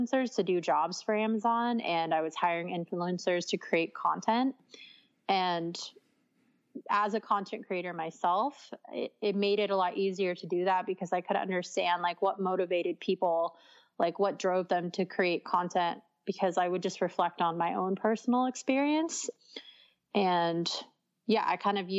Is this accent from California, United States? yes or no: yes; San Diego, California, United States; I'm from San Diego